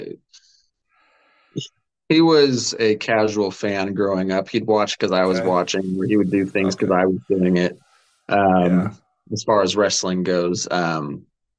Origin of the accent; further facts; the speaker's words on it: Olathe, Kansas, United States; I grew up more in Olathe area